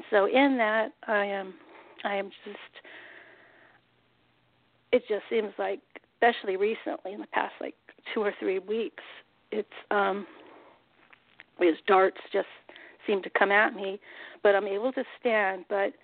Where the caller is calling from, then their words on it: San Jose, California, United States; San Jose, California.